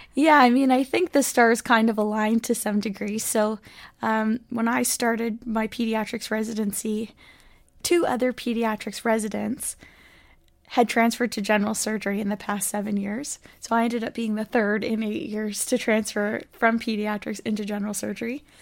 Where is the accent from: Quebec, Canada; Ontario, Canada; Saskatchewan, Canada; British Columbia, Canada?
British Columbia, Canada; Port Moody; also born or lived in Montreal; I grew up here in Vancouver, Port Moody